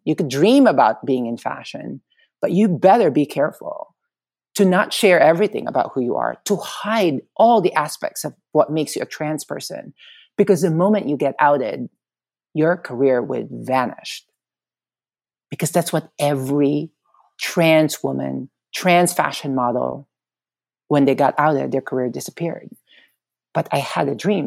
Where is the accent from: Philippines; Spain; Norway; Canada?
Philippines; moved away as an adult; now in United States; being born and raised in the Philippines, uh, growing up there